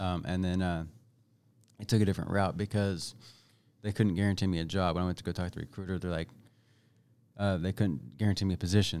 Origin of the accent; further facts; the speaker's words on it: Bethany, Missouri, United States; also born or lived in Kansas City, Kansas; I was, uh, born at K U Medical Center, uh, local, right? And then at some point in my young age, uh, we moved north to a place called Bethany, Missouri